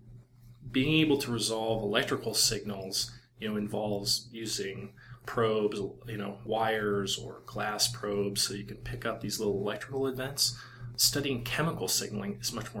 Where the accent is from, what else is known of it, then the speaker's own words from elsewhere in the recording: Iowa, United States; moved away as an adult; also born or lived in Boston / Stanford; I grew up in Iowa, and the only animals around were like pigs and stuff